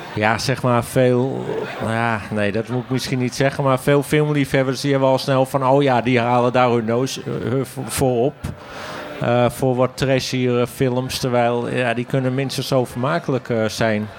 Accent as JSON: {"language": "Dutch", "town": "Hoorn", "region": "North Holland", "country": "Netherlands", "said": "Ik kom uit Horen"}